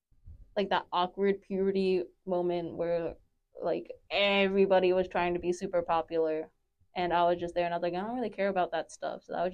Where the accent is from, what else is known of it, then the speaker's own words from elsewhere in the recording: right outside of Philadelphia, Pennsylvania, United States; moved away; I grew up in Pennsylvania and went to, like, a private Catholic school, right? And it was right outside of Philadelphia. And I was, like, the only, I think, like, Filipino person